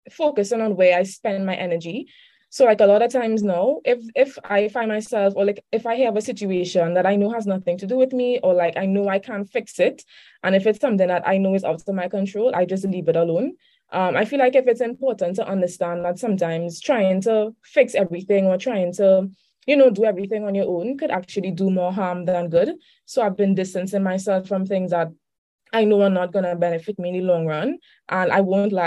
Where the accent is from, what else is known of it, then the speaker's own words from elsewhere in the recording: Trinidad & Tobago; I'm from Trinidad and Tobago. That's in the Caribbean.